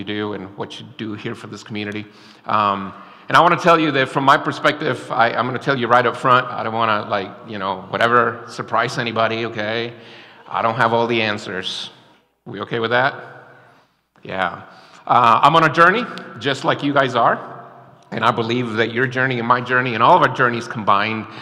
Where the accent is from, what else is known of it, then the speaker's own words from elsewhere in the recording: Florida, United States; moved away; I'm from Florida